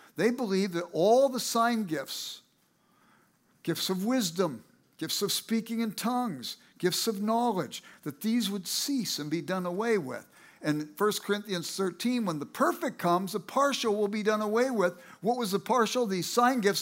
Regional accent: Los Angeles, California, United States; I grew up in South Central Los Angeles

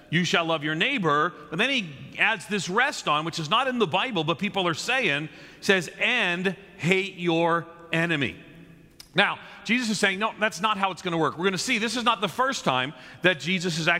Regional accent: Long Island, just outside New York City, United States; also born or lived in Nashville; now in Chicago, United States; I grew up on just outside of New York City on Long Island in an Irish Catholic neighborhood

